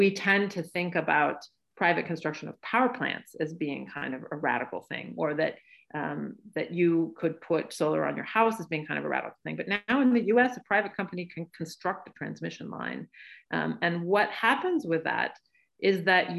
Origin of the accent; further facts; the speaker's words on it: western Oregon, United States; moved away; I'm originally from Oregon, and I'm from the western part of Oregon